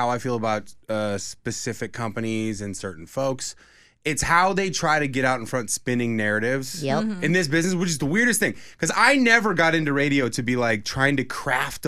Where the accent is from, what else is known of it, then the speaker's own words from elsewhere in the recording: West Coast, United States; moved away; also born or lived in Atlanta / Los Angeles; I'm from the West Coast